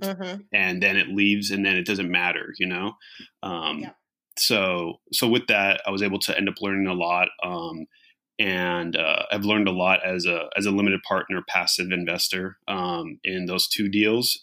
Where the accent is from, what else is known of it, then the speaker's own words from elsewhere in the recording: Riverside, California, United States; now in Los Angeles, United States; I grew up in Riverside, California